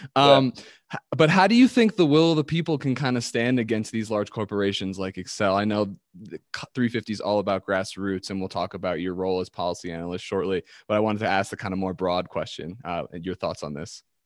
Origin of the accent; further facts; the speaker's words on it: East Coast, United States; now in Colorado, United States; I'm from the East Coast